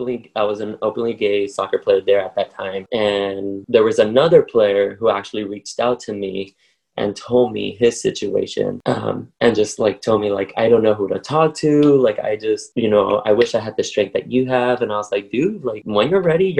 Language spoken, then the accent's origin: English; Paramount, California, United States; I grew up in Paramount, which is next to Long Beach. It's a little city, and that's where I grew up in my childhood